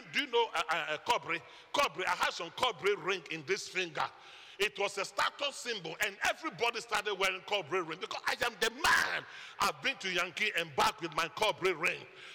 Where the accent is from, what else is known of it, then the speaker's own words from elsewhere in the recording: Ghana; moved away; I'm from Ghana and not Guyana.